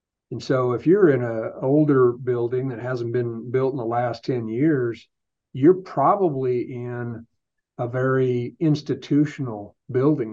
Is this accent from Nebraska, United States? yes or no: yes; Nebraska, United States; I was born and raised in Nebraska.